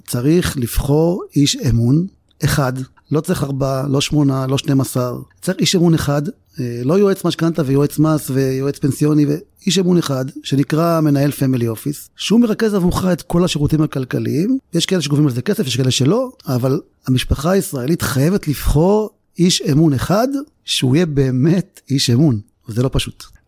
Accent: Ramla, Central District, Israel; נולדתי ברמלה, משפחה מרוקאית, שבע אחים ואחיות

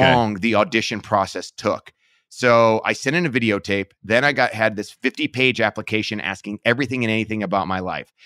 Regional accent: Parma, Ohio, United States; I was born in Parma, Ohio, and, um, I lived there my entire life. Grew up kinda, I guess, middle class

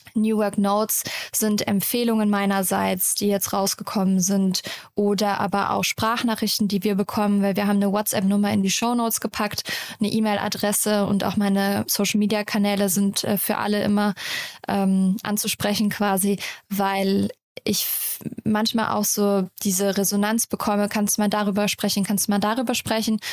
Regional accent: Rhineland, Germany; Also ich komme aus dem Rheinland, ich bin relativ locker und so

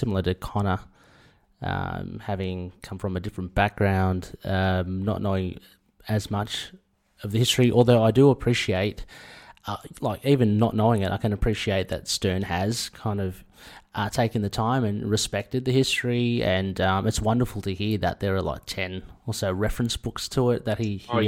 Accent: Australia; having grown up in Australia

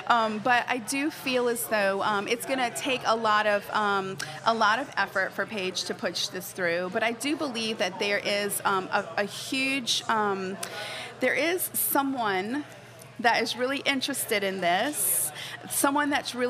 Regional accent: New Orleans, Louisiana, United States; I was born and raised here in New Orleans

